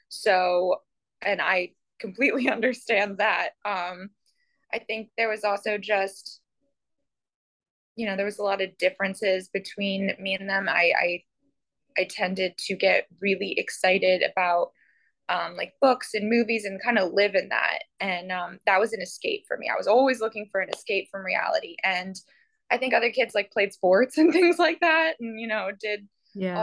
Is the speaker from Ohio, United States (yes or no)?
yes; Columbus, Ohio, United States; moved away as an adult; now in Port St. Lucie, United States; I grew up in Columbus, Ohio love Columbus, miss Columbus so terribly.